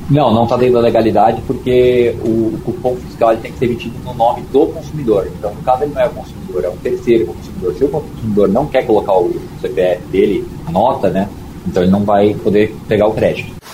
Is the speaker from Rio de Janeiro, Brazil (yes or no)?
no; São Paulo, Brazil; also born or lived in Araraquara; eu sou de São Paulo, mas eu fiz faculdade em Araraquara